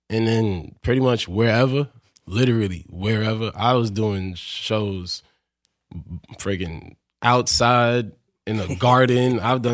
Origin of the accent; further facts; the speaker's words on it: New York City, New York, United States; Born in Brooklyn, Bed-Stuy. Okay. And then moved to Canarsie. Moved from Canarsie to Bushwick, and then from Bushwick to South Jamaica, Queens.